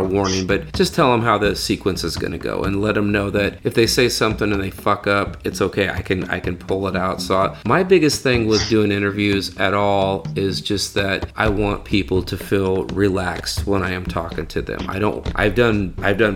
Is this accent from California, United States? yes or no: yes; Fresno, California, United States; I'm from Fresno